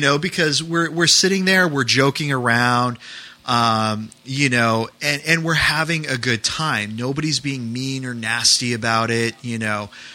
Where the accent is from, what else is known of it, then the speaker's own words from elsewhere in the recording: New England, United States; moved away; I grew up in New England.